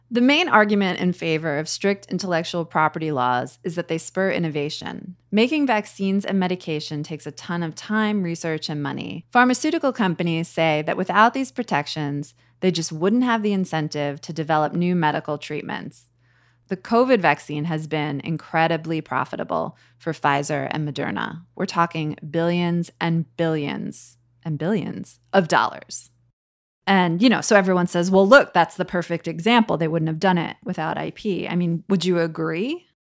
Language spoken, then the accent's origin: English; United States; as an American